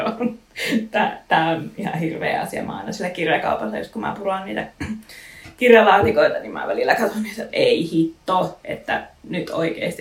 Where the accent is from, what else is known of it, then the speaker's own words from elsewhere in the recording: Raahe, North Ostrobothnia, Finland; moved away; olen nuoruuteni asunut Raahessa